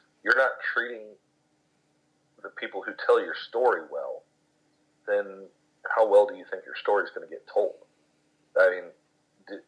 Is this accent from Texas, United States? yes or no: yes; Gilmer, Texas, United States; now in Commerce, United States; When I was growing up in Gilmer, Texas